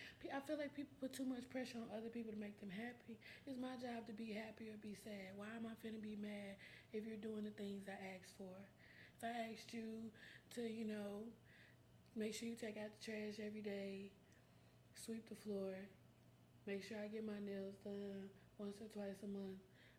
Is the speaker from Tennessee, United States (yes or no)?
yes; Memphis, Tennessee, United States; I grew up in East Memphis.